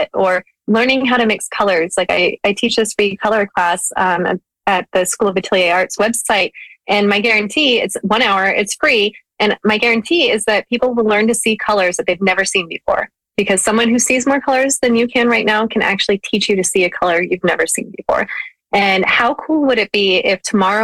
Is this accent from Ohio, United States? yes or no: yes; Ohio, United States; moved away; also born or lived in Seattle; I grew up in Ohio